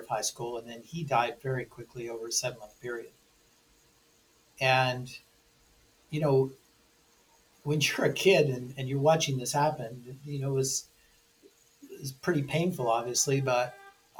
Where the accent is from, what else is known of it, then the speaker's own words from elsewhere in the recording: Newport Beach, California, United States; I grew up in Newport Beach, California